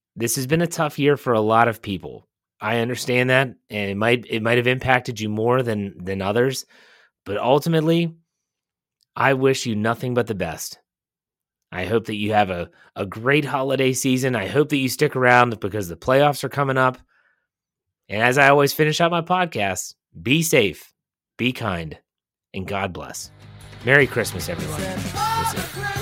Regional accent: Wheeling, West Virginia, United States; Growing up in Wheeling, West Virginia

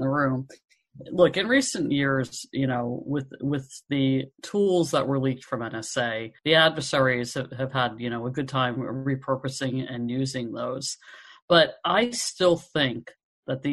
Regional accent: New Jersey, United States; now in West Coast, United States; I'm on the West Coast, obviously, but I understand my home state of New Jersey

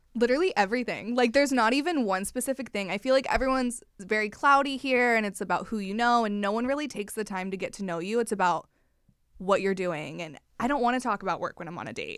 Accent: Missouri, United States; moved away as an adult; now in Los Angeles, United States; I'm from Missouri, Midwest girlies.

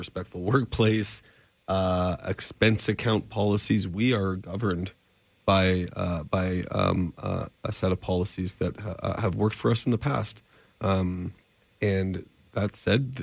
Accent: Calgary, Alberta, Canada; I was born in Calgary in 1980

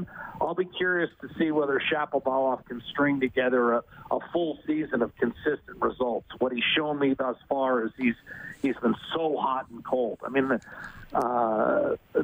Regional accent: Meadville, Pennsylvania, United States; now in Edmonton, Canada; football coach at Allegheny College in my hometown, Meadville, Pennsylvania, Western Pennsylvania

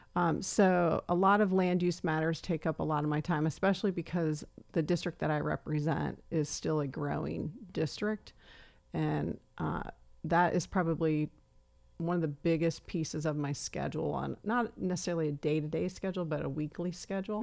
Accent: Emmetsburg, Iowa, United States; also born or lived in Jacksonville, Florida; I was about eight when we moved from Florida back to small town Iowa

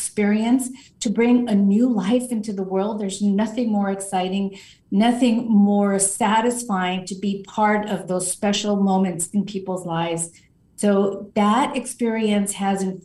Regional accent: Los Angeles, California, United States; I grew up in what some consider South Central

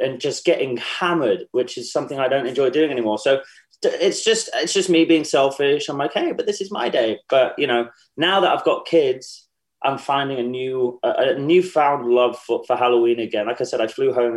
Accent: England, United Kingdom; moved away as an adult; now in Charleston, United States; I am English

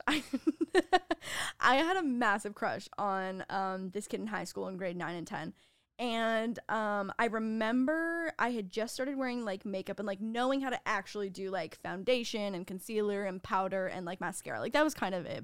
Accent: Canada; moved away; being Canadian, we don't really do the whole sorority and fraternity thing

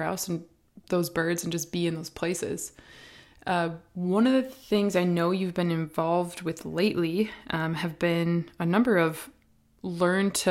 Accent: Minnesota, United States; now in Tennessee, United States; growing up in Minnesota

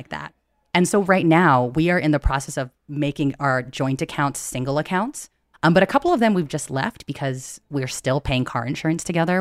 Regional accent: United States; also born or lived in San Francisco; I'm Filipino American, daughter of immigrants

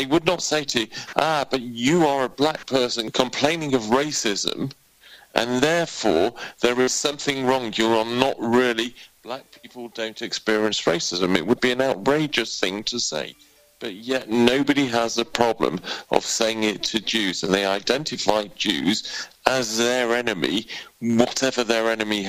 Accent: United Kingdom; why I am a British Jew.

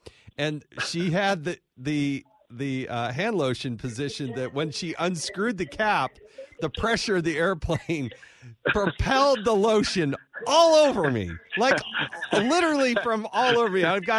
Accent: Scottsdale, Arizona, United States; moved away; I went to grade school and high school in Scottsdale, Arizona

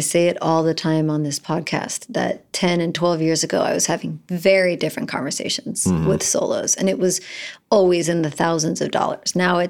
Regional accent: Florida, United States; also born or lived in New Orleans; So remember, I'm from Florida, New Orleans, and I think it's always cold.

